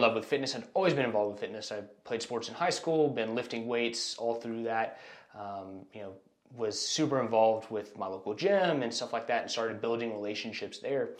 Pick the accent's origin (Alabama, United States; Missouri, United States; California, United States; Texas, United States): Texas, United States; Austin; moved away as an adult; now in Houston, United States; I was born and raised in Austin, Texas. Um, I moved here to Houston about 10 years ago now